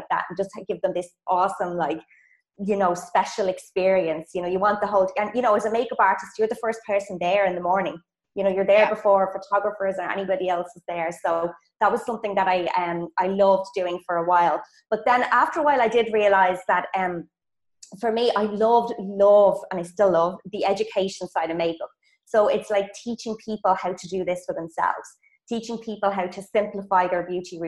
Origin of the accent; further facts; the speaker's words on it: Ireland; accent: Irish; moved away as an adult; also born or lived in Munich, Germany / Australia; now in Poland; I'm Irish, so maybe some of you girls might recognize my accent.